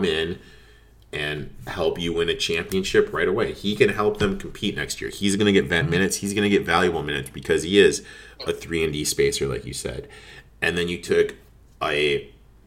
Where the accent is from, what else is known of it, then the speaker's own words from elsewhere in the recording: Michigan, United States; And I'm from Michigan. I grew up in Michigan.